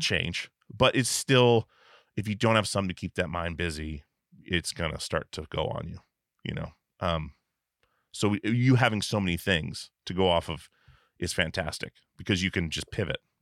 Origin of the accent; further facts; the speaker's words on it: Alaska, United States; moved away; I was from Alaska